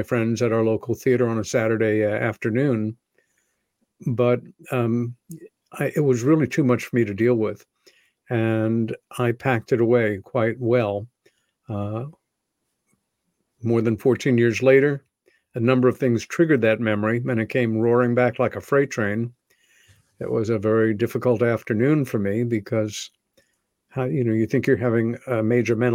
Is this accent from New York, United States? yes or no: yes; Long Island, New York, United States; When I was 14 years old, growing up on Long Island, about 30 miles east of Manhattan